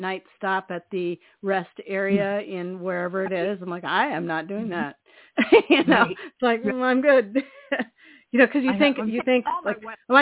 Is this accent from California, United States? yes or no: yes; California, United States; now in Maine, United States; I'm from bigger places than Maine. I'm from California